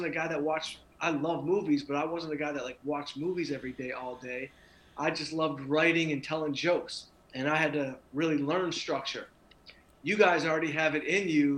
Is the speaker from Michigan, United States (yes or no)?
yes; Southfield, Michigan, United States; moved away as an adult; also born or lived in Los Angeles; I'm from here. I grew up in Southfield